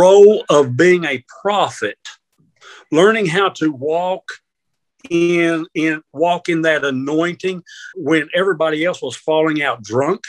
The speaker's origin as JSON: {"language": "English", "region": "Kentucky", "country": "United States", "tie": "born or raised there", "also_born_or_lived": "Baltimore, Maryland", "said": "We moved from Baltimore to Kentucky"}